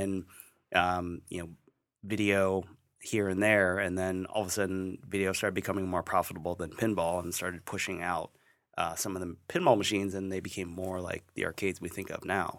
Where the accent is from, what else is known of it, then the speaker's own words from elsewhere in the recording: Ohio, United States; I grew up in Ohio